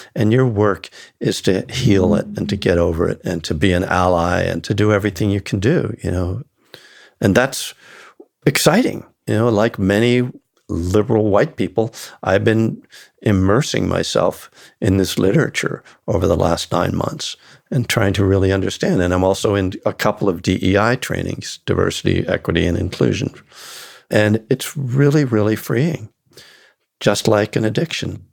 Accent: the North, United States; I was born in the North

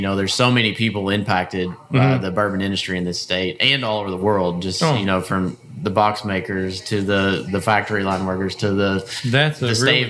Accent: Bardstown, Kentucky, United States; I'm from Bardstown

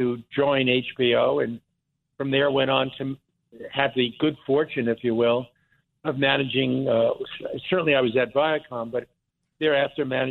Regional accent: Lawrence, New York, United States; also born or lived in Philadelphia; now in New York, United States; originally I grew up on Long Island, on the south shore of Long Island, in what I think was then and still called the Five Towns, Lawrence, Long Island, and kind of grew up there

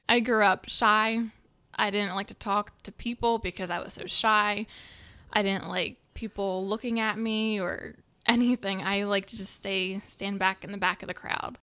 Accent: New Jersey, United States; I am from South Jersey

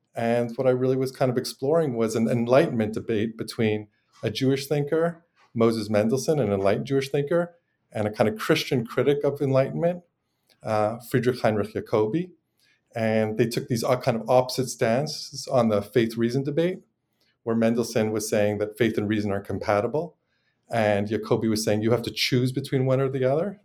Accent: Montreal, Quebec, Canada; moved away as an adult; now in United States; but I'm originally from Montreal.

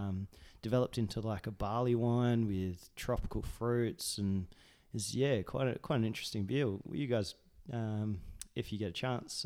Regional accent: United States; also born or lived in Margaret River, Western Australia; now in Australia; I'm an American.

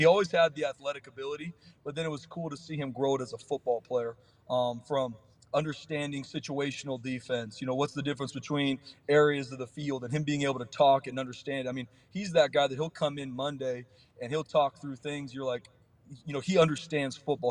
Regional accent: San Diego, California, United States; I'm from San Diego too

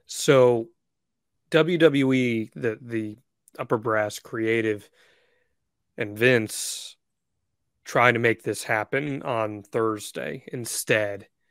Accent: New Jersey, United States; growing up in New Jersey

